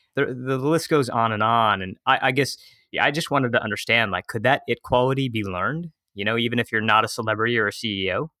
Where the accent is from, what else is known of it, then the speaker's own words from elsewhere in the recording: right outside of Detroit, Michigan, United States; moved away as an adult; also born or lived in San Francisco; My hometown is, yeah, right outside of Detroit, Michigan